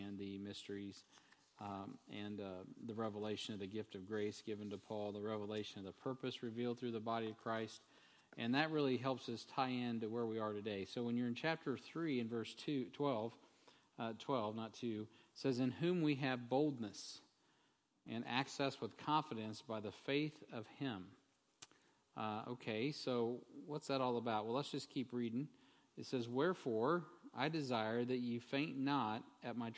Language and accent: English; United States; as an American